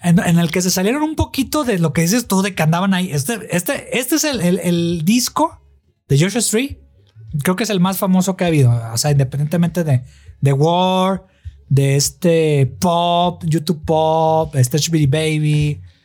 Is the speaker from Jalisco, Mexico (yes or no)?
yes; Guadalajara, Jalisco, Mexico; son de mi tierra, de Guadalajara